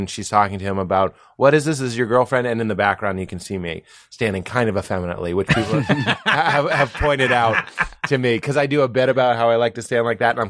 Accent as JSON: {"language": "English", "town": "Lexington", "region": "Massachusetts", "country": "United States", "moved": "yes", "said": "I'm from Lexington"}